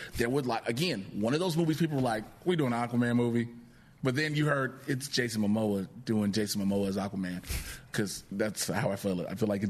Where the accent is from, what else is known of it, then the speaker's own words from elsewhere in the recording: Chicago, Illinois, United States; I'm from Chicago.